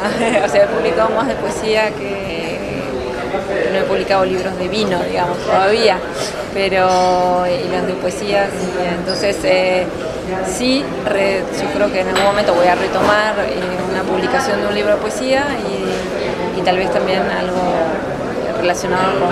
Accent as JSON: {"language": "Spanish", "region": "northern Patagonia", "country": "Argentina", "said": "yo soy un poco patagónica del norte, si se quiere, norte andino"}